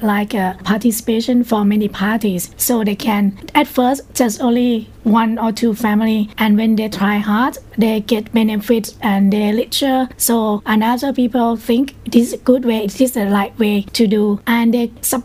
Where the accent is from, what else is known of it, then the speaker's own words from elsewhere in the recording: Prachinburi, Thailand; I'm from Prachinburi.